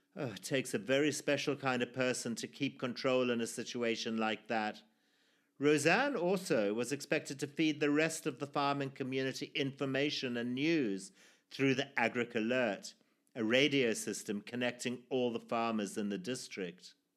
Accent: Zimbabwe; born or raised there

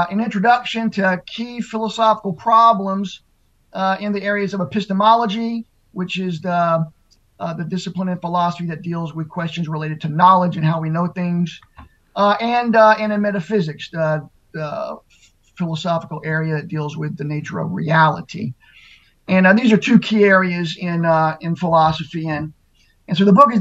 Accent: Mississippi, United States; a Southern Baptist church in my hometown in down in Mississippi

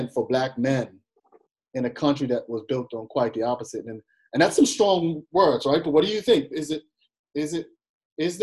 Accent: Bermuda; moved away as an adult; also born or lived in Massachusetts; being away from my home country of Bermuda

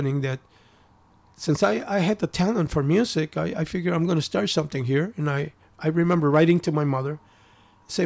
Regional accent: Chicago, Illinois, United States; also born or lived in Japan; I grew up in Pilsen, in a very peaceful neighborhood at that time

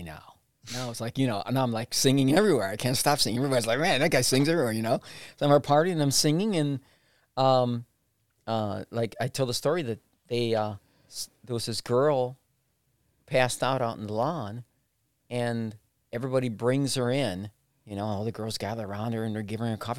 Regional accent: Puerto Rico; now in Cleveland, United States; I was born in Puerto Rico

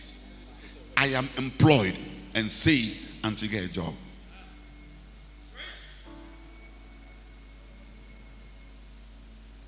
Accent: Ghana; I'm a Ghanaian

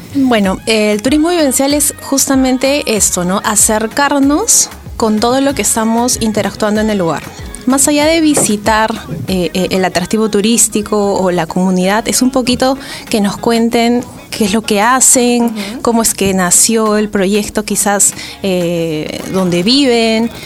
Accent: Arequipa, Peru; moved away as an adult; now in Lima, Peru; Yo soy de Arequipa, Llevo viviendo siete años en Lima. Y cuando viví en Arequipa viajaba con mi familia

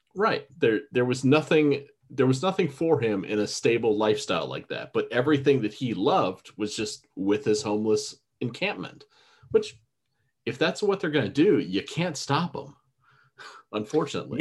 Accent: Florida, United States; I am a Florida redneck. I was born and raised in Florida.

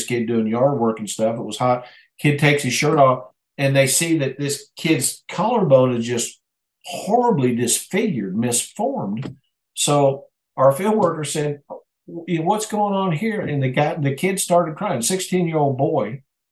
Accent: United States; also born or lived in Mexico; here in our own country

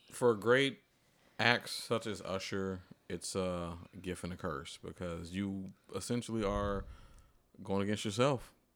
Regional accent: Atlanta, Georgia, United States; I'm from Atlanta

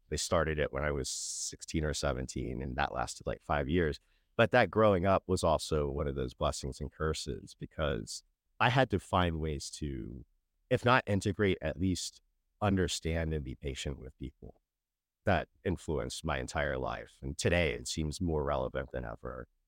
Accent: Sacramento, California, United States; moved away; also born or lived in Florida / Kentucky; Growing up in Sacramento

